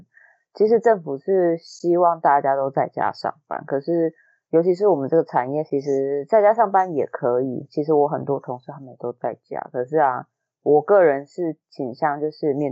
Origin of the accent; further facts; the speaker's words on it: Taiwan; 然后那个时候你知道我们台湾人就是听到这种